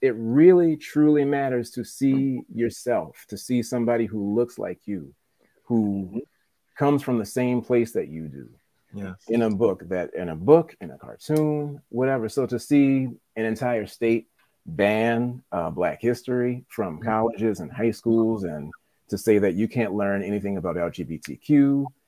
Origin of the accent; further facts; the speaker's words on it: New Orleans, Louisiana, United States; moved away as an adult; now in Los Angeles, United States; I am from New Orleans and now I'm in LA.